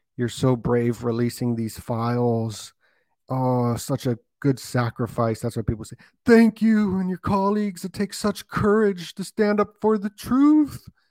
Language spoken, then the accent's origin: English; Las Vegas, Nevada, United States; I'm from Vegas and I'm right by there